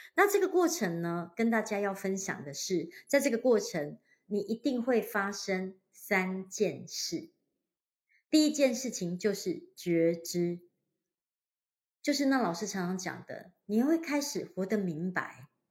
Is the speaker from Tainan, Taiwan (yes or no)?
no; Hualien, Hualien County, Taiwan; moved away; 我老家呢，花莲，就是一个面向太平洋的一个城市，小城市